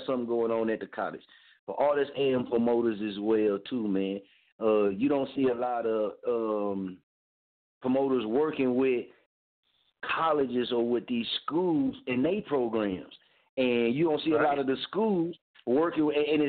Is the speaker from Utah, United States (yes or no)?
no; Muskogee, Oklahoma, United States; my hometown, Muskogee